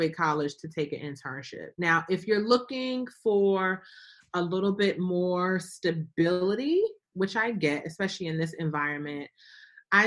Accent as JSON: {"language": "English", "town": "Newark", "region": "New Jersey", "country": "United States", "tie": "born or raised there", "also_born_or_lived": "Atlanta, Georgia", "moved": "yes", "said": "I grew up in Newark."}